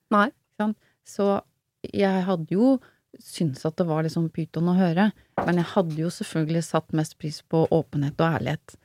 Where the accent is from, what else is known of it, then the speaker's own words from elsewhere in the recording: Oslo, Norway; opprinnelig fra Groruddalen, Furuset